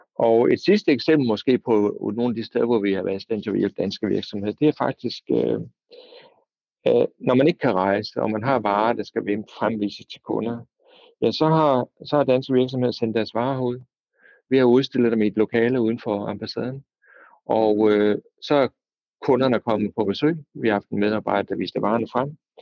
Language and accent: Danish; Denmark; moved away as an adult; now in South Korea